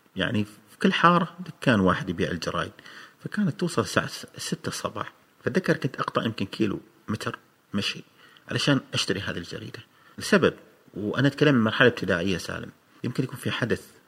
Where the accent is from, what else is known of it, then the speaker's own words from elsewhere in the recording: Oman; عندنا في عمان